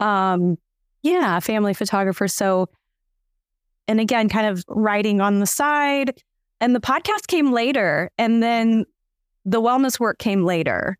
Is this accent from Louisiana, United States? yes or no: no; Kansas, United States; moved away as an adult; also born or lived in Oklahoma; now in West Virginia, United States; I was born in Oklahoma, grew up in Kansas from five on